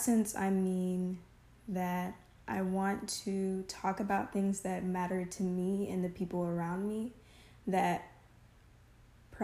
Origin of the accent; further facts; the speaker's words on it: United States; also born or lived in Southern U.S.; I am 20 years old, and I'm American.